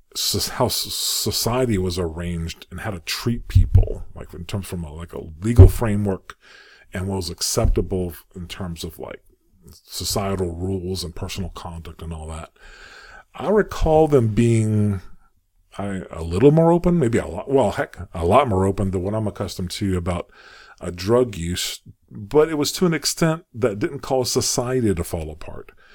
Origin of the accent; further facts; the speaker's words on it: United States; also born or lived in Saudi Arabia; I'm an American